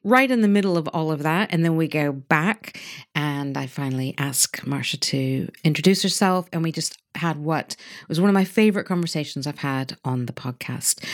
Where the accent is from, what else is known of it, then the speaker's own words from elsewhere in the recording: United States; now in United Kingdom; I'm in the UK. Mm-hmm. I'm from America.